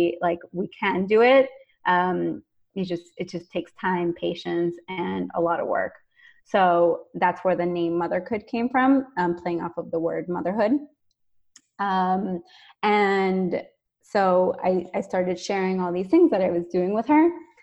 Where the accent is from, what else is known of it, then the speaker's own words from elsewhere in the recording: Venezuela; moved away; I am originally from Venezuela, so you'll see me speaking Spanish a lot